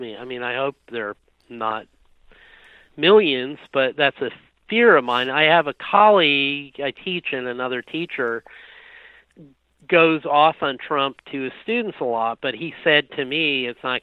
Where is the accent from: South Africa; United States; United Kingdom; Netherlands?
United States; New England; now in San Francisco, United States; I grew up in New England, actually, and I moved to San Francisco in 1992.